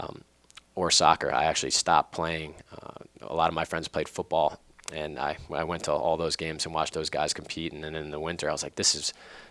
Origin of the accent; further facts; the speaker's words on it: North Massapequa, New York, United States; also born or lived in Farmingdale, New York; we were growing up in North Massapequa